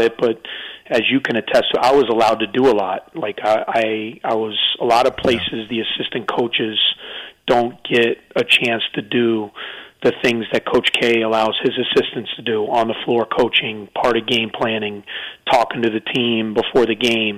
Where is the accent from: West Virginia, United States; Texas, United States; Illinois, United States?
Illinois, United States; Chicago; moved away as an adult; also born or lived in Durham, North Carolina; I grew up in Chicago, about 15 minutes from the Northwestern campus.